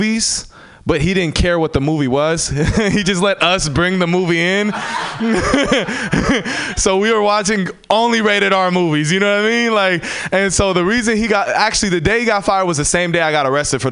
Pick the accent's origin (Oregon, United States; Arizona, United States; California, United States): California, United States; San Francisco; I'm born and raised in San Francisco.